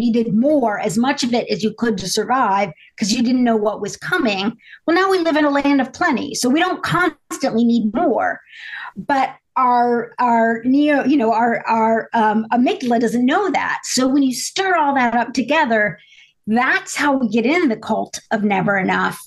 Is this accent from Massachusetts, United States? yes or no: no; Indiana, United States; I grew up in a small town in Indiana